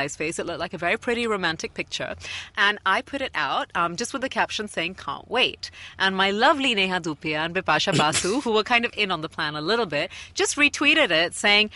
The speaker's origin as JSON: {"language": "English", "region": "London", "country": "United Kingdom", "tie": "born or raised there", "moved": "yes", "said": "I'm born and brought up in London."}